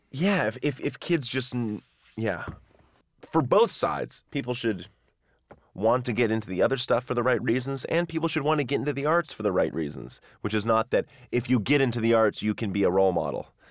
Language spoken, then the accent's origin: English; near Wenham Lake, Massachusetts, United States; near where I grew up. And actually, back in, like, the sixteenth, seventeenth century, was known as the best ice in the world, and they would ship blocks of ice on sawdust back to England from Wenham Lake in Massachusetts